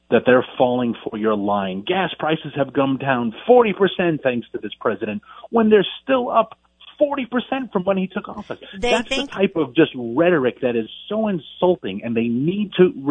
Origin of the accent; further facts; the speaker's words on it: New York City, New York, United States; moved away; I'm from Queens. I may be a country boy now